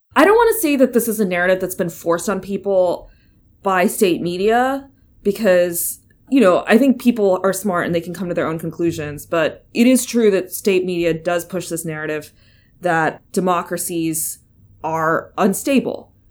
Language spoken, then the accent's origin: English; United States; moved away; I'm American